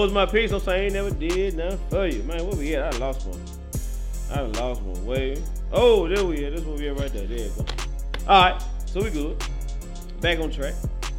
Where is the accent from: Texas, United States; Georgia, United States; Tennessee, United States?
Tennessee, United States; Memphis; I'm from Memphis.